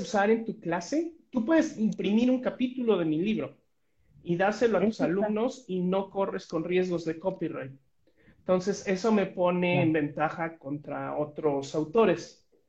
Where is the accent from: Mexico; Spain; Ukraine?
Mexico; como mexicanos